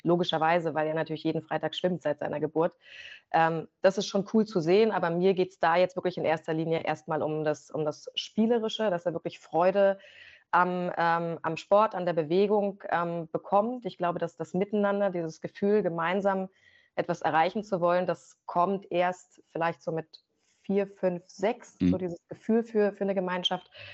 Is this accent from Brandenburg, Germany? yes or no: yes; Rangsdorf, Brandenburg, Germany; also born or lived in Potsdam / Berlin; now in Magdeburg, Germany; Die haben dann beide eine gemeinsame Wohnung in Rangsdorf bekommen, südlich von Berlin, also auch Brandenburg. Und da ähm, starten dann eigentlich erst so meine, meine ersten Erinnerungen